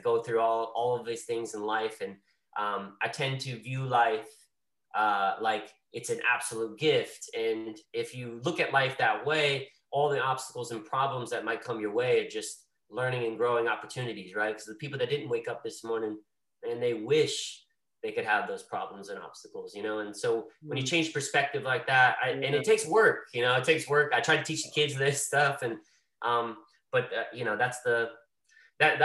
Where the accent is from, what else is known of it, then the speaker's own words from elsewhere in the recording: Greensboro, North Carolina, United States; growing up in Greensboro, North Carolina in the South